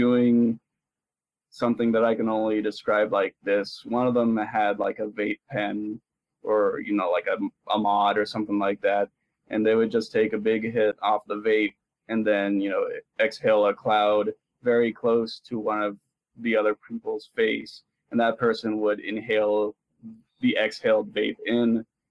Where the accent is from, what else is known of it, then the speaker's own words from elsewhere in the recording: a small town south of San Jose, California, United States; I was raised in a small town south of there